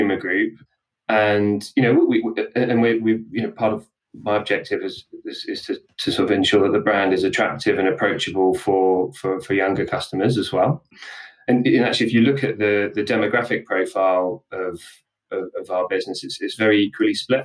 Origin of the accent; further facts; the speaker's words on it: Portsmouth, South East England, United Kingdom; I'm actually from Portsmouth